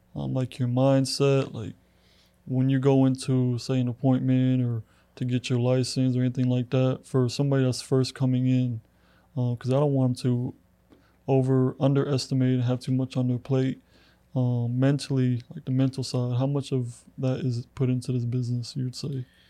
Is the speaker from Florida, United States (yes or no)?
yes; Clermont, Florida, United States; moved away as an adult; now in LaGrange, United States; I'm originally from Orlando, Florida, a little town called Claremont